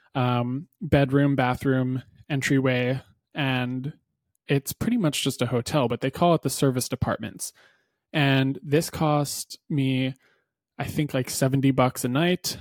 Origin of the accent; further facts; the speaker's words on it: New Hampshire, United States; I grew up in New Hampshire